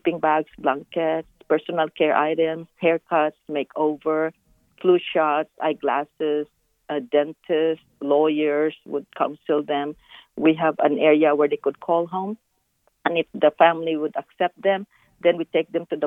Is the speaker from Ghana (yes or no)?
no; Philippines; now in Dallas, United States; when I was growing up in the Philippines, my mother used to feed the homeless in our kitchen